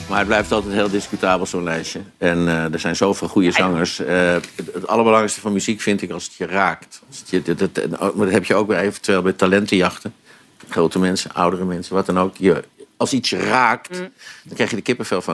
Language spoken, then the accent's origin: Dutch; Amsterdam, North Holland, Netherlands; En ik ben wel Amsterdammer, dus ik heb heel veel, eh, gekeken naar Ajax in het verleden